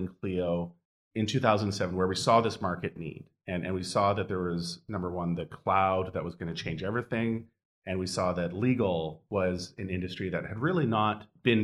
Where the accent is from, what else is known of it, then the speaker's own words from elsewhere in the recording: Edmonton, Alberta, Canada; I grew up in Edmonton, Alberta, which is a very cold and very snowy place in Canada